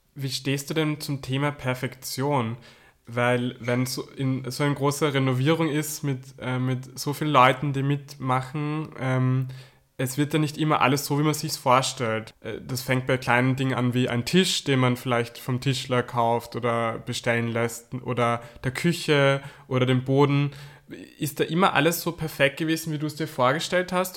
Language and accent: German; Carinthia, Austria; moved away; ich komme ja ursprünglich aus Kärnten, das ist im Süden von mhm. Österreich